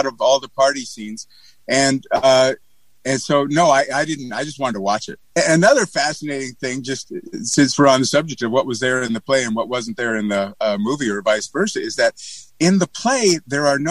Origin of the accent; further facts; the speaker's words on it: Montana, United States; I am from Montana